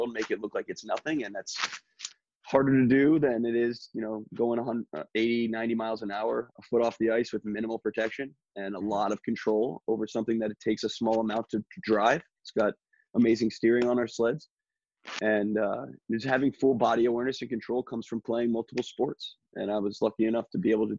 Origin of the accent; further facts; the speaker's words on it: Berwick, Pennsylvania, United States; my hometown of Berwick